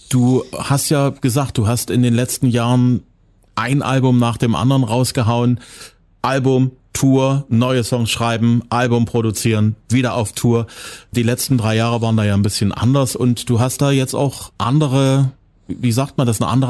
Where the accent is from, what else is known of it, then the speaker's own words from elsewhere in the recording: Zwickau, Saxony, Germany; Meine Heimatstadt.